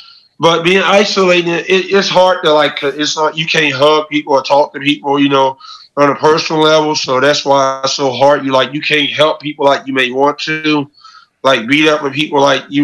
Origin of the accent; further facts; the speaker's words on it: Chicago, Illinois, United States; I'm from Chicago, so if I'm talking to Chicago people, I can do interviews in person.